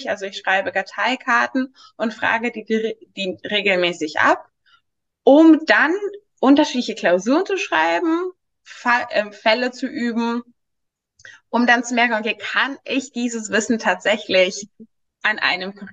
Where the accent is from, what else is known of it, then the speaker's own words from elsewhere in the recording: Greece; moved away as an adult; now in Berlin, Germany; ich, ich komme aus Griechenland und ich dachte, als ich gezogen, nach äh, Berlin gezogen bin, dachte ich auch, ja, das wäre ganz normal Bachelor Masters